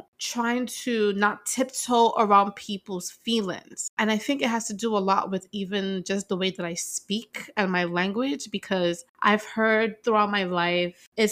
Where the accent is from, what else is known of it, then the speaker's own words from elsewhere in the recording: New York, United States; I grew up in New York